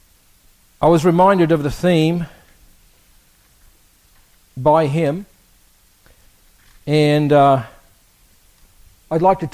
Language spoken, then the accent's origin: English; Australia; moved away; I grew up in Australia